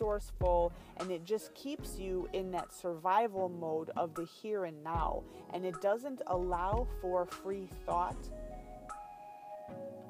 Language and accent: English; California, United States; I was born in that state.